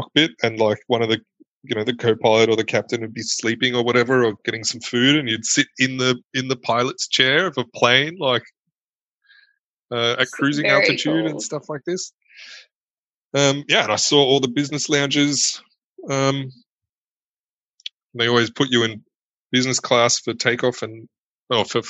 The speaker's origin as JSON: {"language": "English", "country": "Australia", "tie": "born or raised there", "moved": "as an adult", "lives_now": "Germany", "said": "I was born in Germany and lived here for like 3 or 4 years before my mum and I moved to Australia. And, so I spent most of my time growing up in Australia"}